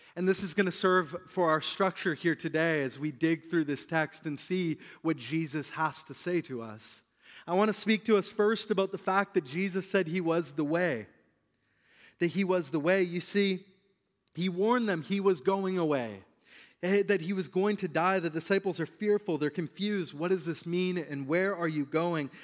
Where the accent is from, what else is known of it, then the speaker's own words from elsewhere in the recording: British Columbia, Canada; us as British Columbians